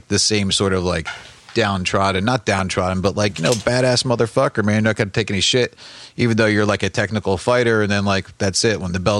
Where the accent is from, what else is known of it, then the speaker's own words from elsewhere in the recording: New Jersey, United States; also born or lived in upstate New York; we're from Jersey